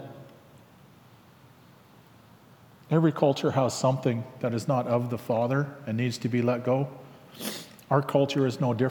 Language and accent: English; Langley, British Columbia, Canada; also born or lived in Lik'amel (Lakahahmen), British Columbia; from Langley